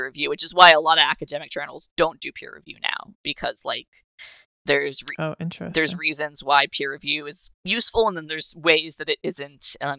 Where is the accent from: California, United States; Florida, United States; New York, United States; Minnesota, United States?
Florida, United States; South; where I grew up in South Florida was, like, a very gay-friendly city, and there was, like, a lot of gay people there